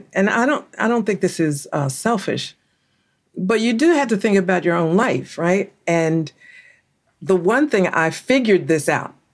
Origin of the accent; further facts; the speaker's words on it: Philadelphia, Pennsylvania, United States; I used to carry around a bunch of ones because I'm from Philadelphia, and I would carry a pocket full of ones because there were always people that were panhandling in Center City